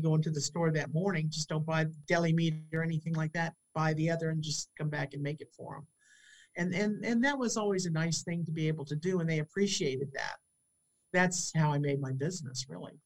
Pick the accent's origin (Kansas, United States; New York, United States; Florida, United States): Florida, United States; St. Petersburg; this is my hometown.